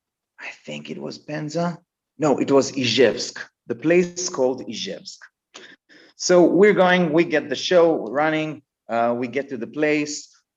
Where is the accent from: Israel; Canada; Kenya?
Israel; And then they told me, where are you from? And I said, I'm from Israel.